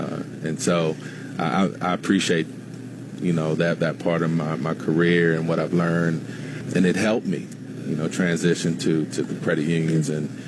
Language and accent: English; Greenbelt, Maryland, United States; also born or lived in Washington, D.C. / Prince George's County, Maryland; I was born in Washington, D.C., raised in Greenbelt. My most early childhood memories are of Greenbelt. I lived in what was called Spring Hill Lake at the time, and now Franklin Park apartments. My family moved to more southern Prince George's County about when I was seven or eight.